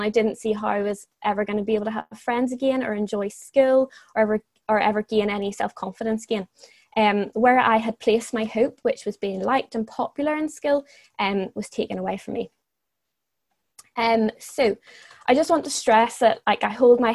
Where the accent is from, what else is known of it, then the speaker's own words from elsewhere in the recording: Northern Ireland, United Kingdom; moved away as an adult; also born or lived in Dublin, Ireland; I'm from Northern Ireland, but I would usually be living in Dublin for university